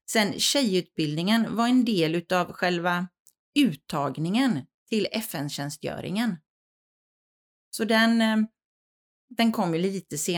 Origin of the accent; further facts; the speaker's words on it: Gamleby, Kalmar County, Sweden; born there; also born or lived in Västervik / Bollebygd; Ja, jag, jag är född i eh, Gamleby och Västervik kan man väl säga. Bott på båda ställena i Småland. Flyttat runt lite på grund av eller tack vare, beroende ju på hur man ser det, eh, min pappas arbete.